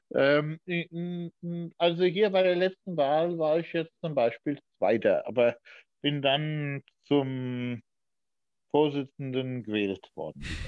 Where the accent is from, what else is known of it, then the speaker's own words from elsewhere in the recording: Diez, Rhineland-Palatinate, Germany; also born or lived in Bad Ems; in Dietz, da wo ich geboren worden bin. Ich Bin ja ein gebürtiger Dietzer